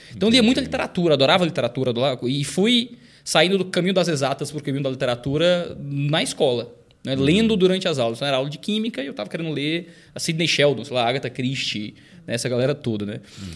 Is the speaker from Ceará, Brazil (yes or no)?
yes; Fortaleza, Ceará, Brazil; Nasci e cresci em Fortaleza